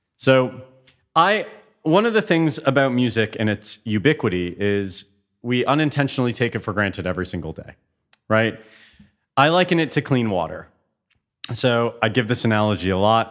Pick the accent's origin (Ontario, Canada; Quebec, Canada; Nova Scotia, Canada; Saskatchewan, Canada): Ontario, Canada; Toronto; moved away as an adult; also born or lived in Hamilton; now in Europe; I grew up in Toronto.